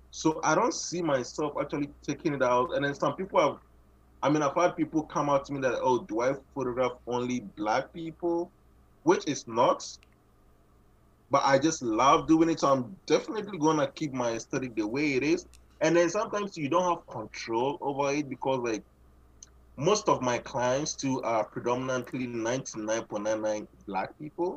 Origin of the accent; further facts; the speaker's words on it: Ghana; moved away as an adult; now in Canada; I'm originally from Ghana, and then I, I moved here. I moved into Canada. I think 20, June 2017